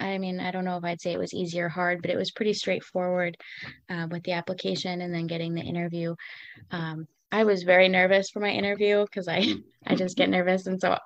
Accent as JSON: {"language": "English", "region": "Minnesota", "country": "United States", "tie": "born or raised there", "also_born_or_lived": "Wyoming", "lives_now": "Medford, United States", "said": "I'm from Minnesota. I was born in Minnesota. And then in 2012, my family moved to Wyoming, where we lived for 8 years. And then in 2020, we moved back to the Midwest, here in Wisconsin, to Medford."}